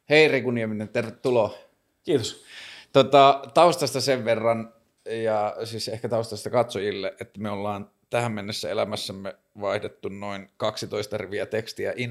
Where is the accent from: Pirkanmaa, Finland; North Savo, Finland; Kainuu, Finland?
Kainuu, Finland; Kajaani; moved away as an adult; now in Helsinki, Finland; mä oon Kajanista.